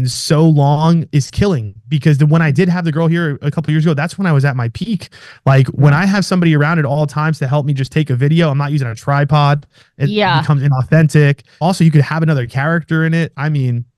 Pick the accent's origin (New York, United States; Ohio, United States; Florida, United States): New York, United States; moved away as an adult; now in Scottsdale, United States; I'm from New York